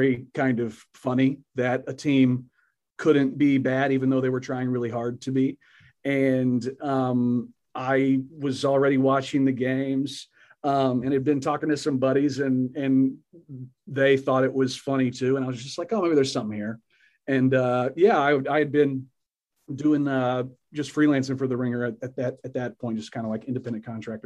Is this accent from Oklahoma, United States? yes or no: yes; Oklahoma, United States; moved away; I'm from Oklahoma originally